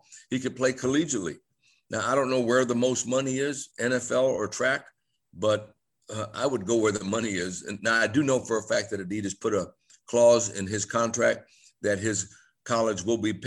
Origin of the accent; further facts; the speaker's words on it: Tampa, Florida, United States; I grew up in Tampa